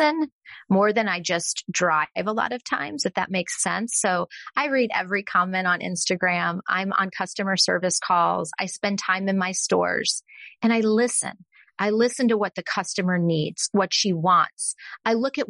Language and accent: English; Texas, United States; also born or lived in Austin, Texas; I'm from Texas